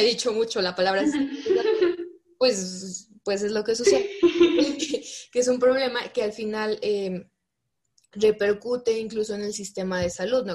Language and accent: Spanish; Fresnillo, Zacatecas, Mexico; yo soy de Zacatecas, en especial de, de, un, de una ciudad pequeña que se llama Fresnillo, y mi papá es agricultor